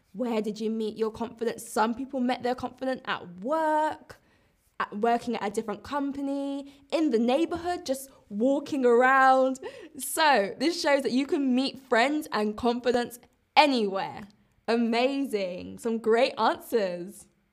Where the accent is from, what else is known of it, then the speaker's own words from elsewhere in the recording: London, United Kingdom; I'm British, I'm from London